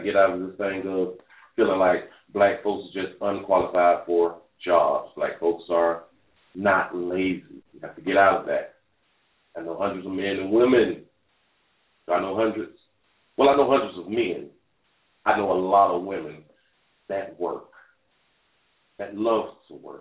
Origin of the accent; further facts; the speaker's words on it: Dade County, Florida, United States; I'm from Dade County